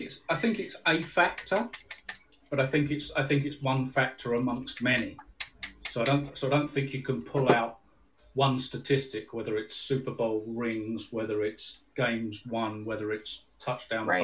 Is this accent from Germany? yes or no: no; United Kingdom; I'm from the UK, just north of London